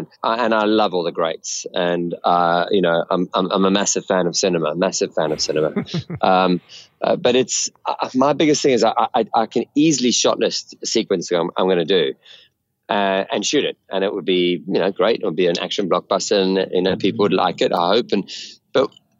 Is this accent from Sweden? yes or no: no; South Africa; growing up in South Africa, we had, you know, the A-Team and Airwolf and Dukes of Hazzard